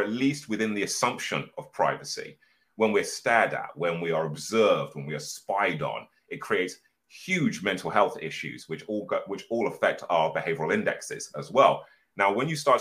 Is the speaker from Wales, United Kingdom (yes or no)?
no; Birmingham, West Midlands, United Kingdom; I'm originally from Birmingham.